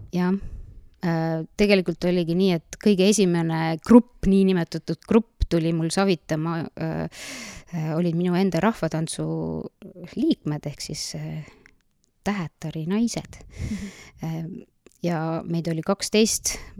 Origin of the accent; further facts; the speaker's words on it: Nõo, Tartu County, Estonia; tulen siitsamast Nõost põhimõtteliselt olen vist peaaegu kogu elu elanudki Nõos, välja arvatud kolm esimest aastat, kui ma olin Tartu linnapreilna no sündisin seal